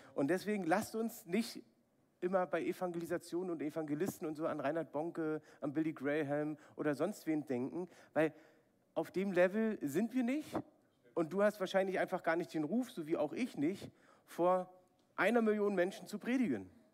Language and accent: German; Berlin, Germany; ich bin in Ostberlin aufgewachsen, habe die Mauer noch miterlebt.